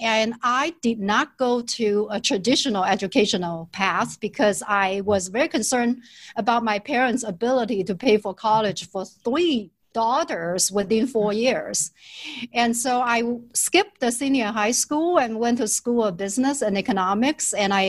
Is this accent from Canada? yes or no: no; China; English is a second language; moved away as an adult; also born or lived in Shenzhen; now in United States; how I was growing up in China. My parents were high school teachers.